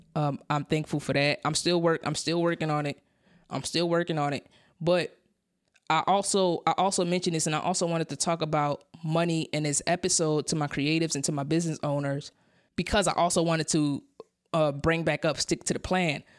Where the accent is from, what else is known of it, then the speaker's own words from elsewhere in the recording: New York City, New York, United States; I came from Brownville, Brooklyn. That's, that's, that's where I was born. That's where I was raised